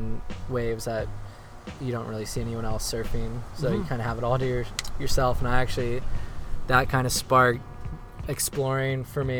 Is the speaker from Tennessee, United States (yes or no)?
no; Jacksonville, Florida, United States; also born or lived in Cape Canaveral, Florida / Satellite Beach, Florida / South Carolina; Then I lived in South Carolina for about 5 years, and then we moved to Jacksonville when I was about 12.